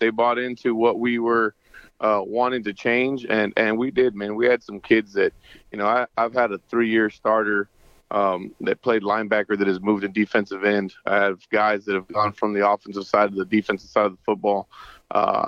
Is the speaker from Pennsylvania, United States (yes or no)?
no; Harlingen, Texas, United States; I'm from Harlingen